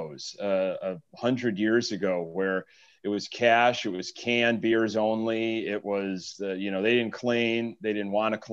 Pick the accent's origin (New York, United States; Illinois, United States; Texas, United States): Illinois, United States; Chicago; I'm from Chicago